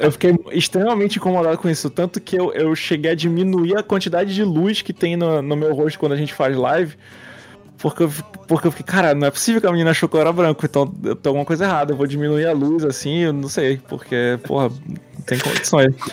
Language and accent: Portuguese; Manaus, Amazonas, Brazil; por ser de Manaus, eu me identifiquei muitos anos como indígena.